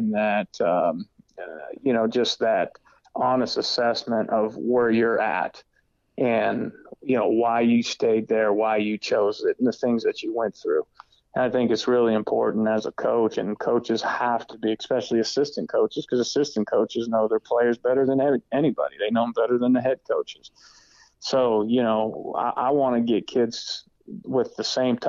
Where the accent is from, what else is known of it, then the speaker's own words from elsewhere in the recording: Erie, Pennsylvania, United States; moved away as an adult; I'm from Erie, Pennsylvania